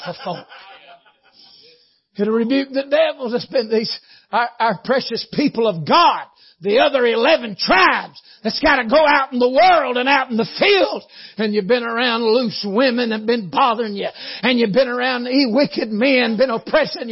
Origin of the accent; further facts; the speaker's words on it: Tunnel Hill, Georgia, United States; We're both from Tunnel Hill